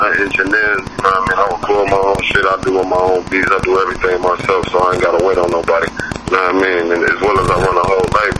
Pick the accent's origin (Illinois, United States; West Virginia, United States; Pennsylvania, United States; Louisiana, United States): Illinois, United States; Chicago; moved away as an adult; also born or lived in Atlanta; now in Houston, United States; I was out in Atlanta for like a year with my pops, and then I came back to Chicago, went to high school in Chicago